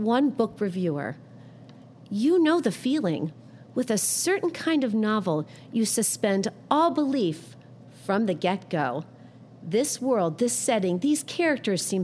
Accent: Bexley, Ohio, United States; my hometown, Bexley, Ohio

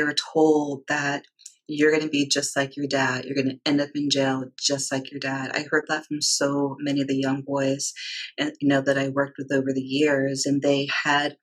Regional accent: D.C., Virginia, United States; I grew up in the South. I grew up in Virginia, outside of Washington, D.C.

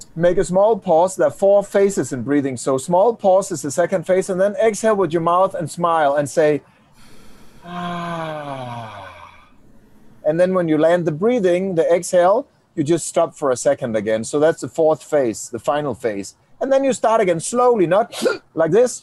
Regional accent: Denmark; I do come from Denmark, Danimarca, Dinamarca.

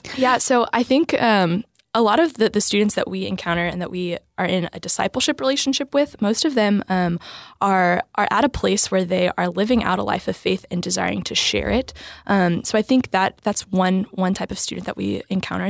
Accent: New Braunfels, Texas, United States; I am from Texas, I'm Texas native. Um, I grew up in New Braunfels

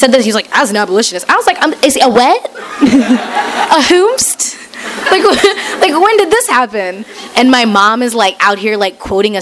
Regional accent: Missouri, United States; I grew up in Missouri

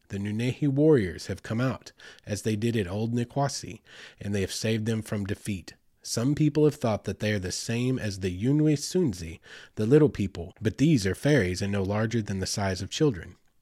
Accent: Choctaw Nation of Oklahoma, United States; I grew up in the Choctaw Nation of Oklahoma, Southeast Oklahoma.

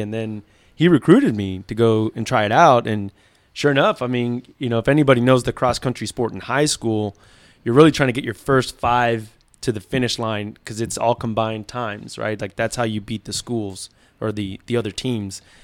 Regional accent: Miami, Florida, United States; we moved to Miami. And, uh, that's where we grew up.

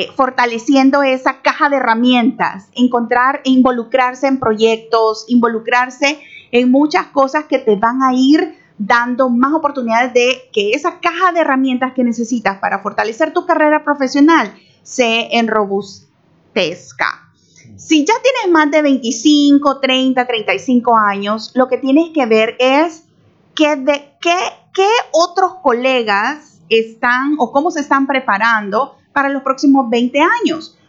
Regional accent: El Salvador; moved away as an adult; now in Panama; salvadoreña, felizmente casada con un chiricano. Hace 12 años vivo en Panamá

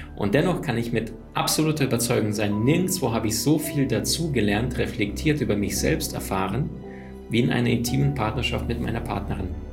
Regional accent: Berlin, Germany; now in Cologne, Germany; ich bin in Berlin aufgewachsen und dann bin ich nach Köln gezogen.

